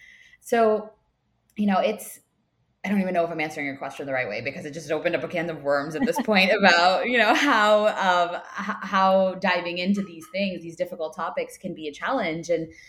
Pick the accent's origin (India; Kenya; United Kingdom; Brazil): India; South India; And I am South Indian, so a lot of South Indian names can be very tough to pronounce for people.